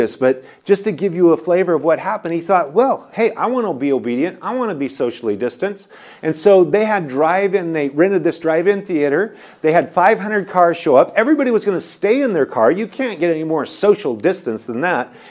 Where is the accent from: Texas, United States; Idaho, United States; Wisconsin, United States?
Idaho, United States; moved away as an adult; now in California, United States; my home state is Idaho